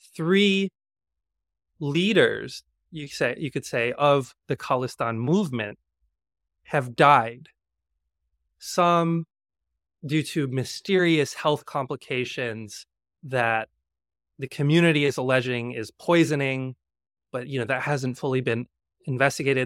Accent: Georgia, United States; now in New York, United States; I grew up in Georgia, in the South

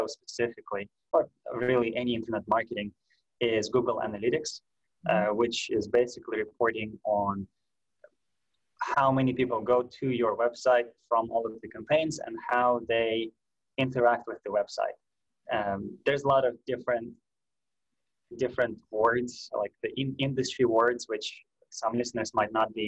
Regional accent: Russia; moved away; I'm from Russia. I was all that time in Russia

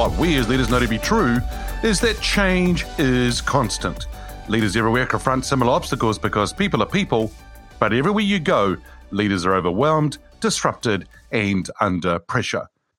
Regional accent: California, United States; born there; that's where I was born in the Bay Area there.

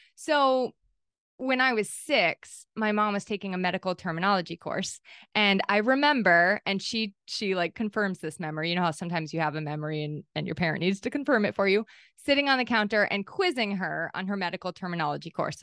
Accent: New Hampshire, United States; also born or lived in Maine; I was born in Maine, and then we moved to New Hampshire when I was eight.

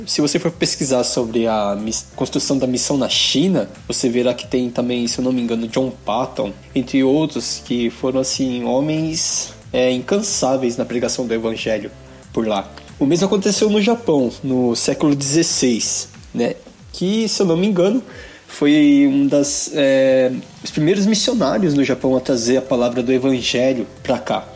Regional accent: Brazil; now in Japan; sou brasileiro

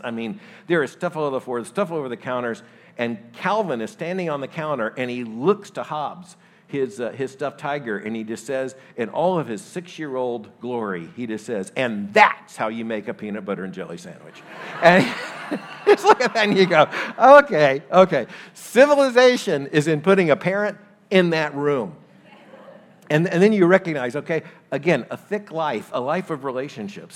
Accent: Florida, United States; moved away; I grew up in Florida.

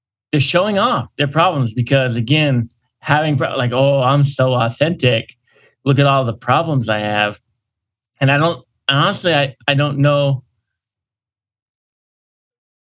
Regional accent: Northeast, United States; I'm a Yankee, like living here in the Northeast

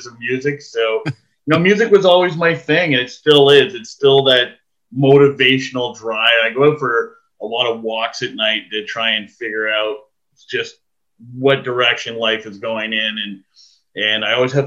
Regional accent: Ottawa, Ontario, Canada; So I actually am born in Ottawa. I grew up in Ottawa

